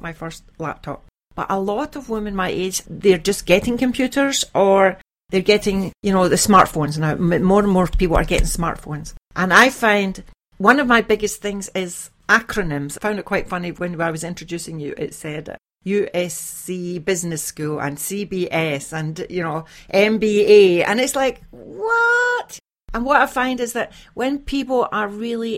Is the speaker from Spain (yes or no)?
no; Glasgow, Scotland, United Kingdom; now in Iceland; I have Irish Catholic parents and I was brought up in Scotland, in Glasgow